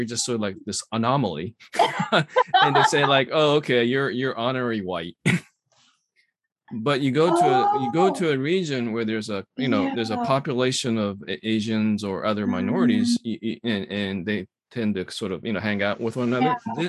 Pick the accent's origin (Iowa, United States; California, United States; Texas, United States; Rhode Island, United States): Texas, United States; moved away as an adult; also born or lived in Houston / Austin; I grew up mostly in Texas from fourth mm-hmm. grade to high school. When I went to the West Coast, that's when I figured out I was a minority.